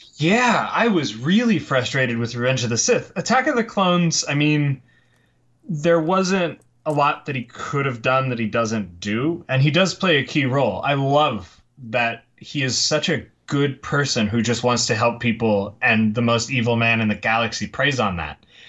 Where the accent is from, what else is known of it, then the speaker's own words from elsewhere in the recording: Tamaqua, Pennsylvania, United States; now in Los Angeles, United States; originally from Tamaqua, Pennsylvania, and if you won't hold that against me, I'll tell you that I now live in Los Angeles.